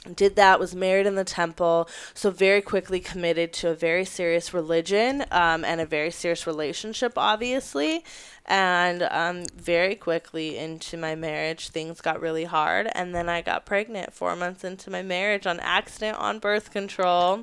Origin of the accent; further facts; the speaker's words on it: Las Vegas, Nevada, United States; I'm from Las Vegas originally, born and raised there